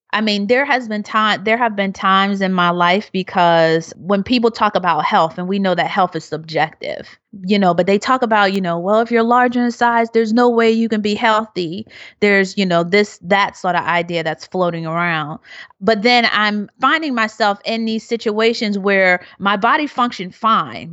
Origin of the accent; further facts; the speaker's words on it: Philadelphia, Pennsylvania, United States; growing up being happy, and I'm from Philadelphia